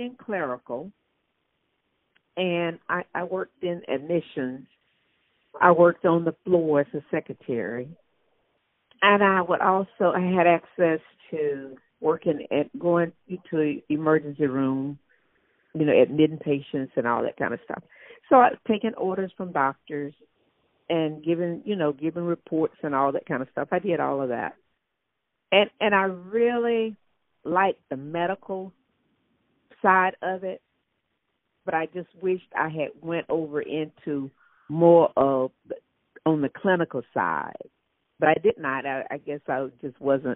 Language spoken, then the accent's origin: English; Mississippi, United States; moved away as an adult; now in North Carolina, United States; growing up, I grew up in Mississippi.